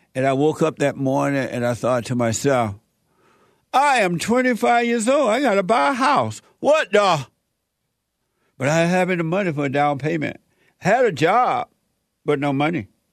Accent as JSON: {"language": "English", "region": "Alabama", "country": "United States", "tie": "born or raised there", "moved": "yes", "said": "the house I grew up in in Alabama had a fireplace"}